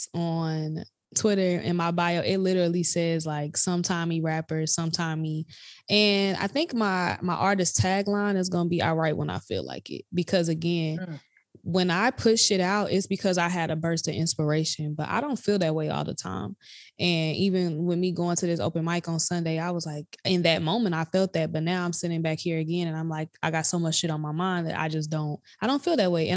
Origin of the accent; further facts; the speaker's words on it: Chicago, Illinois, United States; accent: Chicago; moved away as an adult; now in Indiana, United States; I grew up down the street from Kenwood